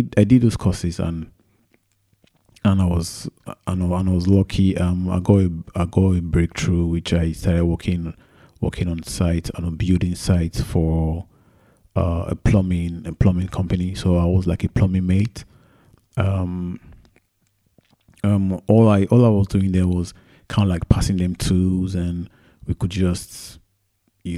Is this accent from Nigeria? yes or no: yes; Lagos, Nigeria; moved away as an adult; now in United Kingdom; I was born in Lagos, Nigeria. And that was where I did all my schooling, from primary school to secondary school to university.